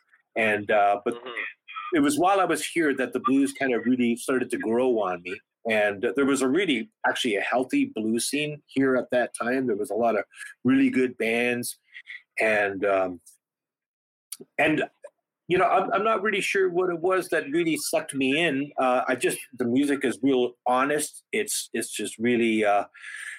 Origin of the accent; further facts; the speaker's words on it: Snow Lake, Manitoba, Canada; moved away; also born or lived in The Pas, Manitoba / Saskatoon, Saskatchewan; I grew up in northern Manitoba. My hometown is called Snow Lake.